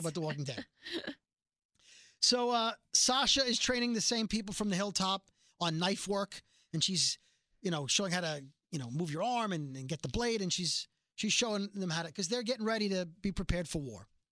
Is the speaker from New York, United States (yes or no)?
yes; New York City, New York, United States; I'm from Brooklyn